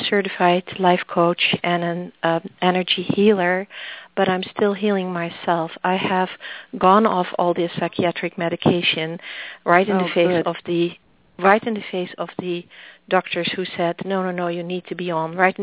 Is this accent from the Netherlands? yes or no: yes; Netherlands; accent: Dutch; also born or lived in Massachusetts; now in New Hampshire, United States; The accent is Dutch